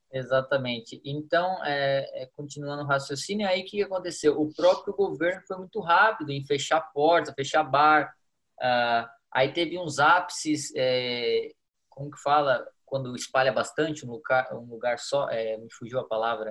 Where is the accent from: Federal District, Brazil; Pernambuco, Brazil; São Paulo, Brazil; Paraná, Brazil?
São Paulo, Brazil; Jundiaí; moved away as an adult; now in Bangkok, Thailand; eu procuro nem falar que eu sou brasileiro